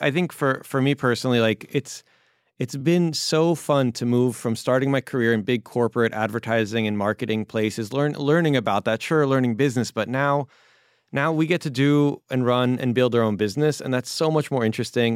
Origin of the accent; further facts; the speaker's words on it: Baltimore, Maryland, United States; also born or lived in California; now in New York, United States; When I was a kid, I grew up in Baltimore